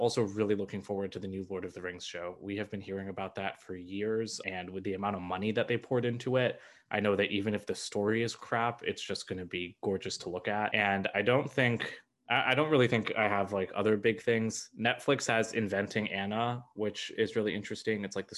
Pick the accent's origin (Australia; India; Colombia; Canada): India; I'm Indian, and the things that I've been hearing about Miss Marvel make me very, very scared